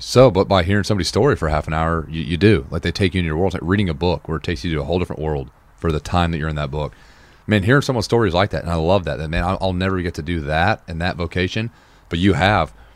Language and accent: English; Nashville, Tennessee, United States; also born or lived in Wichita, Kansas; I'm from Nashville, but I was born in Wichita